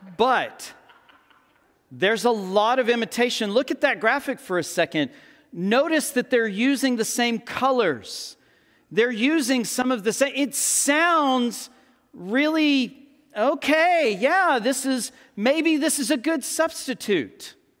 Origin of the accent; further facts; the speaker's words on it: Texas, United States; Born and raised in Texas